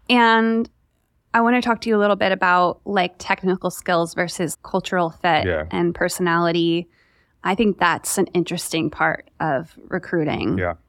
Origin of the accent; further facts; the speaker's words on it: New York, United States; especially growing up in New York.